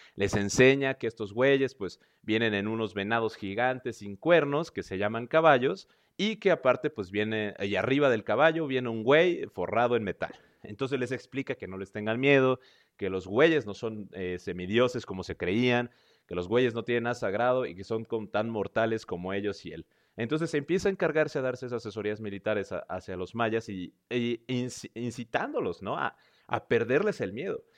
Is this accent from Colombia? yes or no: no; central Mexico, Mexico; yo soy del centro de México